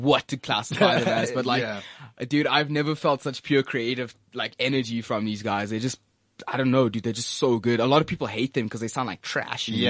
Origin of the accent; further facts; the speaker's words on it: Johannesburg, Gauteng, South Africa; I'm from Joburg